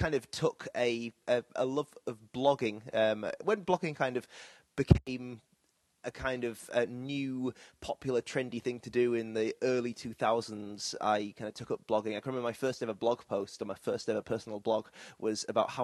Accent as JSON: {"language": "English", "town": "Bradford", "region": "Yorkshire and the Humber", "country": "United Kingdom", "tie": "born or raised there", "also_born_or_lived": "Leeds", "moved": "as an adult", "lives_now": "Manchester, United Kingdom", "said": "No, I'm from Bradford originally, and not the Bradford that everyone calls Beswick these days. The Bradford in Bradford in West Yorkshire. And so I grew up there"}